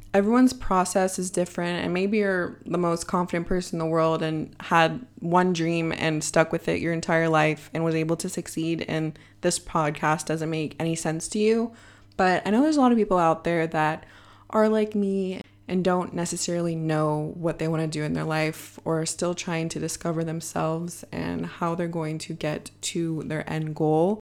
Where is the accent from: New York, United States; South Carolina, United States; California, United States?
California, United States; Bay Area; moved away as an adult; now in Madrid, Spain; I was born and raised in the Bay Area, and now I'm sitting in my apartment living in Madrid, Spain